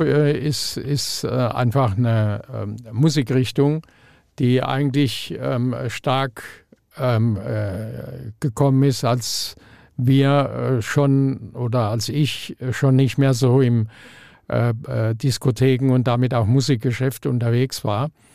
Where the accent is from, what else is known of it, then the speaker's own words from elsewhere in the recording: Mannheim, Baden-Württemberg, Germany; also born or lived in Frankfurt; now in Neu-Isenburg, Germany; ich komme aus Mannheim